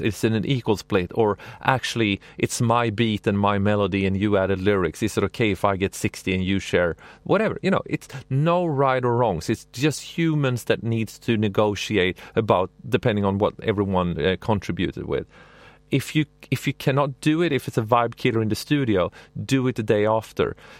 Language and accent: English; Sweden; I'm from Sweden